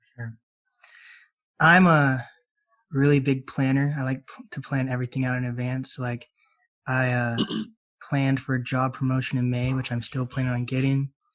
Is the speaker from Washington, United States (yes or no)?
yes; Mercer Island, Washington, United States; also born or lived in Snohomish, Washington; I live in Snohomish now. I grew up on Mercer Island